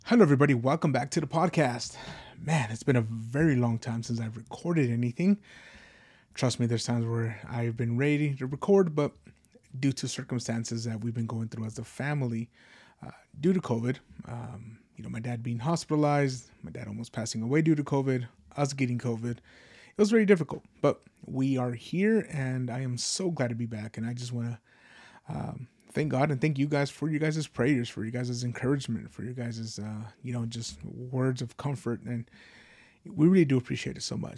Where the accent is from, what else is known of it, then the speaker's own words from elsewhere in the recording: United States; as an American